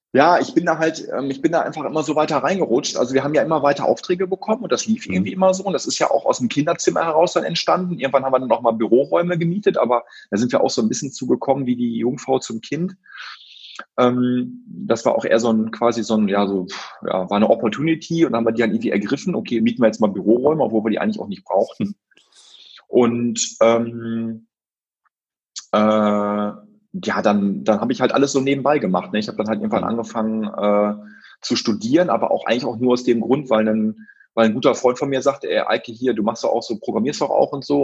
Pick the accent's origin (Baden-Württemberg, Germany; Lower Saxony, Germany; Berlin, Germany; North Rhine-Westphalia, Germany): North Rhine-Westphalia, Germany; Brockhagen; dass ich aus dem Dorf Brockhagen komme